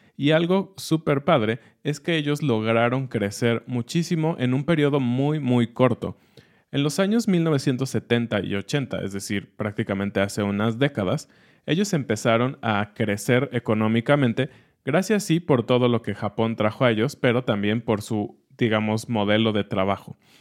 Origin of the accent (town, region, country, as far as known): Mexico